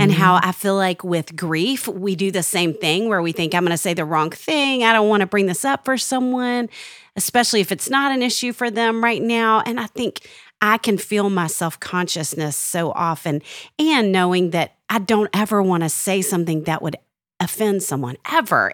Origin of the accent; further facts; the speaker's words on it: Little Rock, Arkansas, United States; I'm from Little Rock, Arkansas, and I went to Central High School for a year